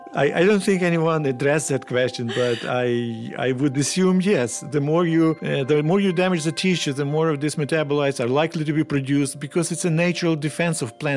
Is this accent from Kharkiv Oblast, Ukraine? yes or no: no; Kyiv Oblast, Ukraine; moved away; I grew up in Ukraine, around Kyiv region, and I grew up on a farm.